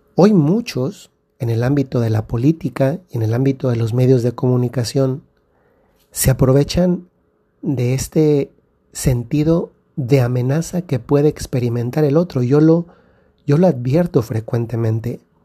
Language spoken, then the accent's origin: Spanish; Mexico; moved away; Recientemente he estado en México, en mi país